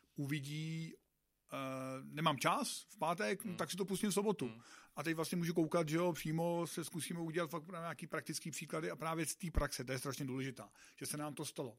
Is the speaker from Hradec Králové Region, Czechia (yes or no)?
no; South Bohemian Region, Czechia; jsem z Jižních Čech